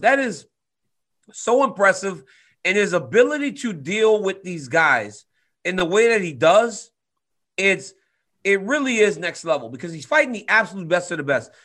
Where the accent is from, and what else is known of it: Louisiana, United States; born or raised there